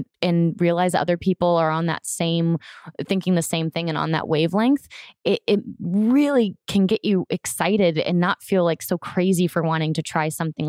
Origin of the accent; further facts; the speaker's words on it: Florida, United States; I grew up in Florida